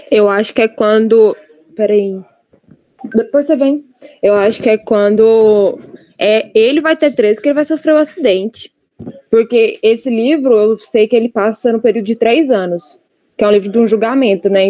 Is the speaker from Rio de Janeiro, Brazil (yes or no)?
no; Goiás, Brazil; Eu sou do Goiás, faço geografia na Universidade Federal de Goiás